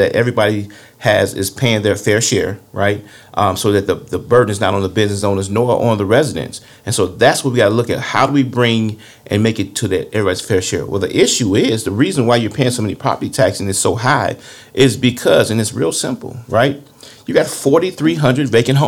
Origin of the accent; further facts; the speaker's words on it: Harvey, Illinois, United States; When I grew up in Harvey back in the 70s and 80s, we didn't even lock our front door or back door